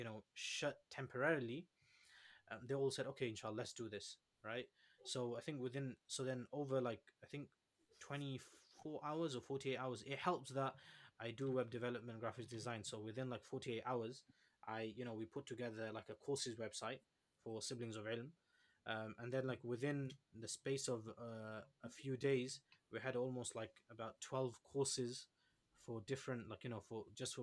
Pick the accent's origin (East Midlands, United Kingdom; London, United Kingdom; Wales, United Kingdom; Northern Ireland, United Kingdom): East Midlands, United Kingdom; Leicester; I come from Leicester